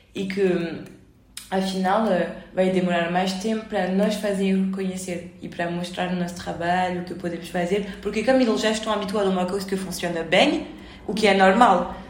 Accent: France; moved away as an adult; now in Lisbon, Portugal; enquanto somos franceses

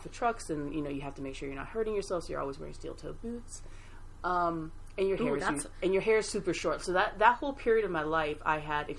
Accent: Japan; moved away; also born or lived in Brooklyn, New York / US South / US Midwest; I lived in Brooklyn for about 6 years. I'm originally from Japan.

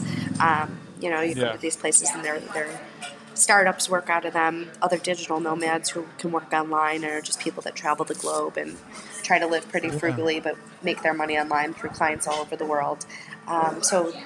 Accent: Buffalo, New York, United States; moved away as an adult; also born or lived in Boston; now in Vietnam; I grew up in Buffalo

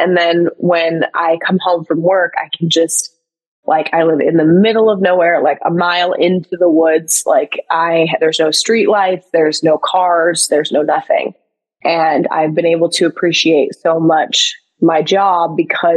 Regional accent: Midwest, United States; I'm from the Midwest. We put ranch dressing on everything over here

